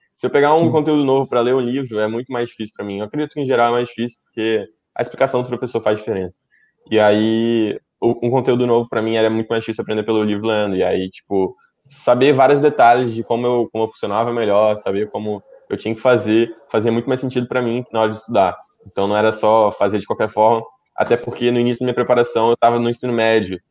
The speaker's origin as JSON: {"language": "Portuguese", "region": "Espírito Santo", "country": "Brazil", "said": "eu sou do Espírito Santo"}